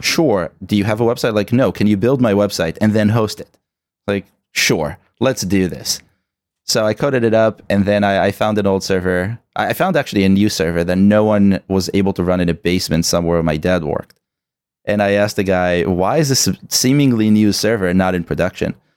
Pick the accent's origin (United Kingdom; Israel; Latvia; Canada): Israel; moved away; I'm originally from Israel, born